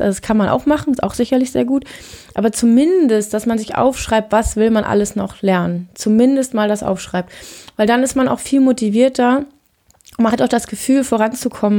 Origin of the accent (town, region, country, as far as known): Germany; moved away; also born or lived in Norway